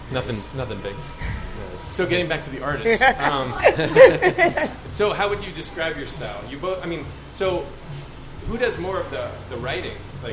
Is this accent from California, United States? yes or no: yes; suburbs of San Francisco, California, United States; I grew up, I was in the suburbs of San Francisco